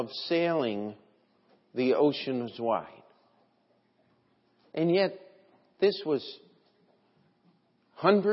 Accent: United States; as an American

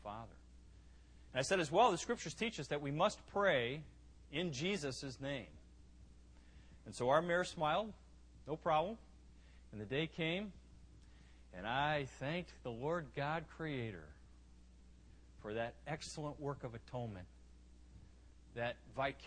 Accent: United States; moved away as an adult; now in Ivory Coast; as an American, I at least have two perspectives. I know what I've seen in the States, and I know what I see in the Ivory Coast.

